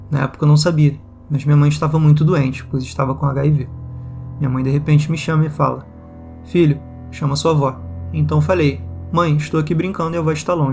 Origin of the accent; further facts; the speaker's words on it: São José dos Campos, São Paulo, Brazil; Quando fiz sete anos de idade, minha mãe faleceu então voltei para minha cidade natal, onde eu nasci, em São José dos Campos, São Paulo, onde moramos quando meu pai era vivo.